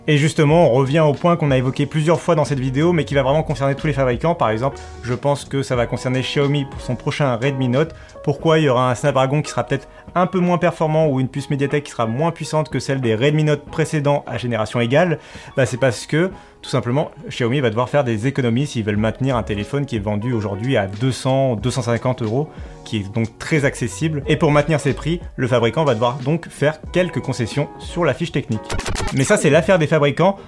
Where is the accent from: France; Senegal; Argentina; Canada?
France; chez nous en France